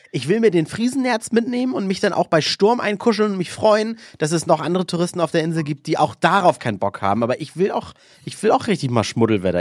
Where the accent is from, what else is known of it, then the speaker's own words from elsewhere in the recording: Northern Germany, Germany; ich und du, wir kommen ja aus dem Norden